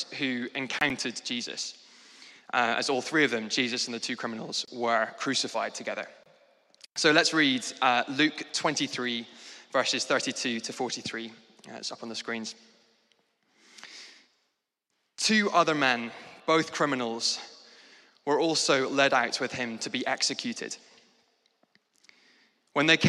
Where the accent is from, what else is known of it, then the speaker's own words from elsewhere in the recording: Scotland, United Kingdom; moved away as an adult; now in London, United Kingdom; I moved to London from Scotland, which is where I grew up